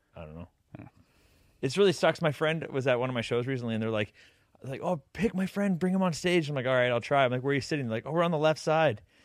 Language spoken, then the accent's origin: English; Canada; We're from Canada